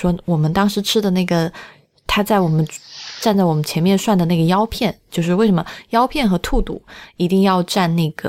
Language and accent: Chinese; Sichuan, China; 在我们四川人心中